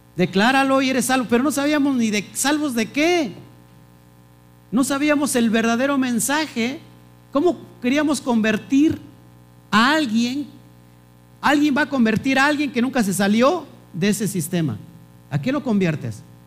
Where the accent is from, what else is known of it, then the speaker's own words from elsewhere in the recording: Mexico; como mexicanos